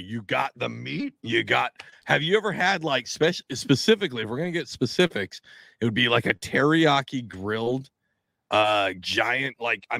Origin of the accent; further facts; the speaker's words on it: Washington, United States; now in New Jersey, United States; I grew up summers as a kid. I grew up in the Pacific Northwest. I grew up in Washington State.